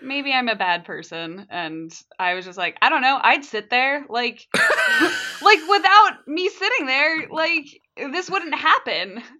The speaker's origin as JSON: {"language": "English", "country": "United States", "said": "as an American"}